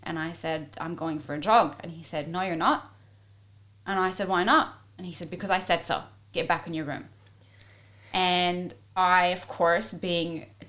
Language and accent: English; Egypt; also born or lived in Ivory Coast; now in Australia; I was born and raised in Egypt and in West Africa on the Ivory Coast, but at a very young age, between the age of 4 and 9, my mum had brought us here to Australia